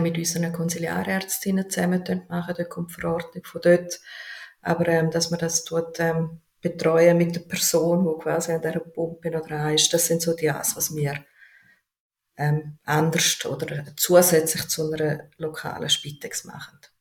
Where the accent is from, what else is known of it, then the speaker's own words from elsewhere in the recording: Switzerland; bei uns in der Schweiz